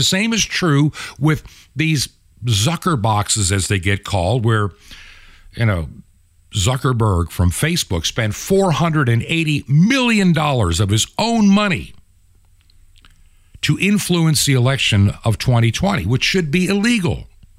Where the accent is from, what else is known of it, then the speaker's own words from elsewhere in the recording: New York, United States; moved away as an adult; also born or lived in Long Island; now in Virginia, United States; I was born and raised in New York State.